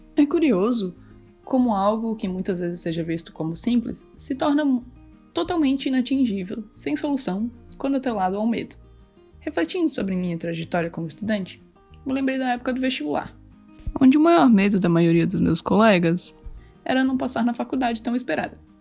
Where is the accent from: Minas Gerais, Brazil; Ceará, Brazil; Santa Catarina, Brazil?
Santa Catarina, Brazil; Greater Florianópolis; eu sou de Grande Florianópolis, em Santa Catarina